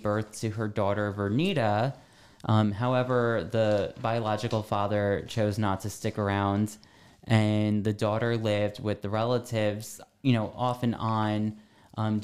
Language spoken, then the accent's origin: English; Irvington, New Jersey, United States; I grew up in Irvington, New Jersey